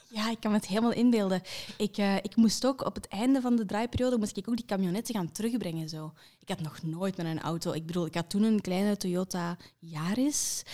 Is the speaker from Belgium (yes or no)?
yes; Kempen, Flanders, Belgium; ik ben van de Kempen